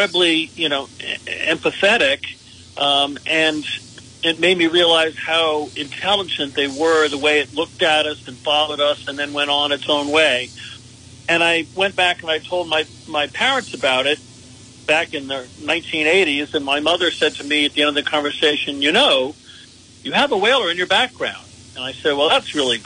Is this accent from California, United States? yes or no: no; Connecticut, United States; Connecticut, my home state